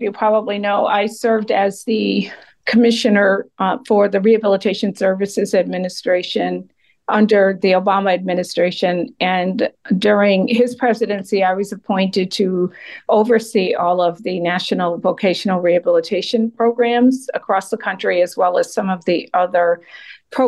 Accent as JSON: {"language": "English", "region": "Massachusetts", "country": "United States", "tie": "born or raised there", "also_born_or_lived": "Atlanta, Georgia", "moved": "as an adult", "lives_now": "near Atlanta, United States", "said": "Massachusetts is my home state"}